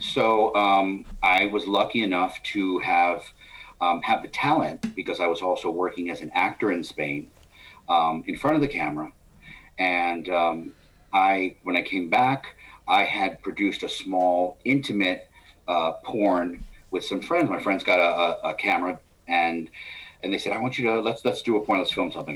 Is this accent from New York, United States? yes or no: yes; New York, United States; being a New Yorker